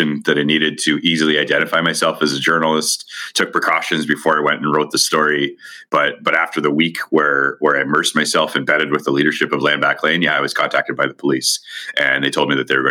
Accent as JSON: {"language": "English", "town": "Niagara Falls", "region": "Ontario", "country": "Canada", "tie": "born or raised there", "said": "my hometown of Niagara Falls"}